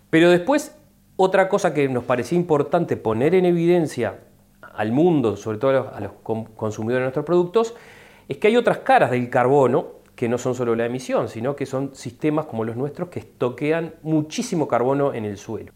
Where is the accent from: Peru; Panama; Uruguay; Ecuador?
Uruguay; para el resto de los uruguayos que dependemos de los servicios ecosistémicos